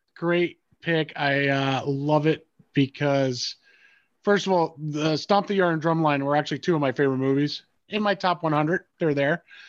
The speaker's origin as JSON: {"language": "English", "region": "New York", "country": "United States", "said": "as a New Yorker"}